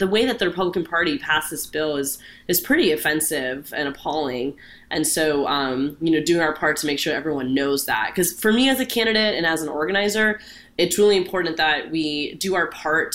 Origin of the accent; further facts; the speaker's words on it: Orlando, Florida, United States; I have grown up in Orlando my entire life. I'm born and raised in Central Florida